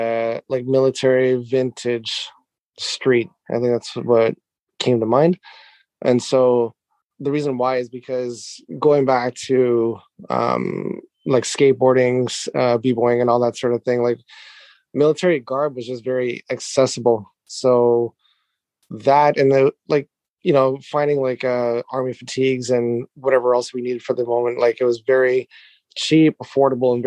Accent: Canada; moved away as an adult; now in Japan; I am Canadian, living in Japan for the last 10 years or so with my wife and my family

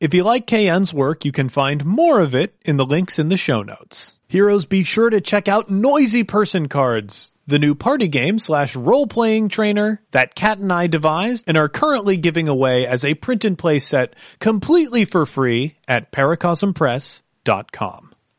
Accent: Denver, Colorado, United States; now in Chicago, United States; After my week-long stint in Chicago, I will be headed to my hometown of Denver.

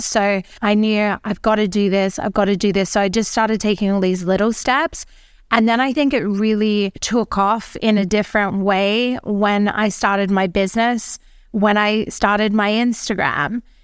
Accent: Australia; now in Mallorca, Spain; I am an Australian. I live in Mallorca

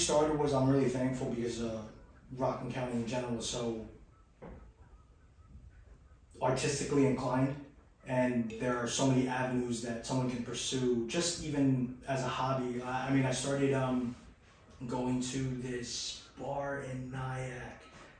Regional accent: Philippines; I'm Filipino, so filial piety is still kind of the thing in that society, and we came from the old world, so.

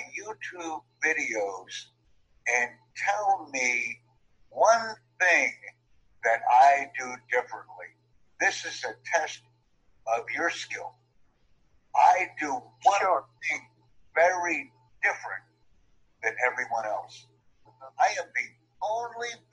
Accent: United States; first language English; I'm from the United States, but I speak German, Dutch, Japanese, and English

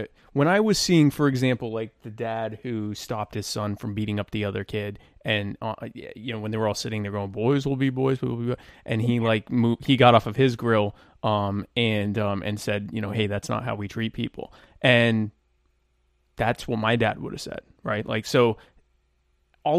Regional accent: the South, United States; I grew up in the South

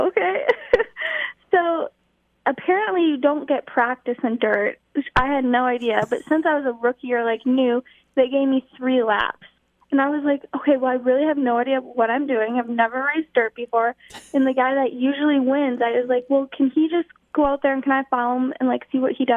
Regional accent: Wisconsin, United States; moved away as an adult; now in Charlotte, United States; I grew up in Wisconsin, went to high school and everything there

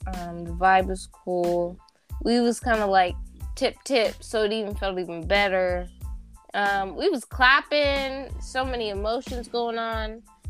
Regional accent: Zambia; moved away

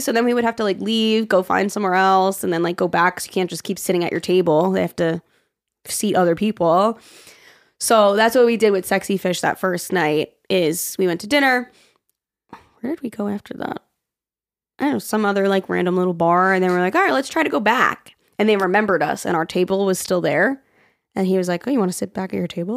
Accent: New York, United States; coming from being a New Yorker was the diversity.

